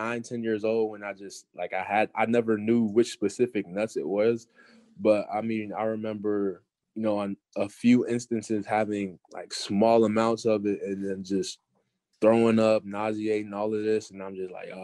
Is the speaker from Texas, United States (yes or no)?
yes; Garland, Texas, United States; growing up in Garland in the Dallas area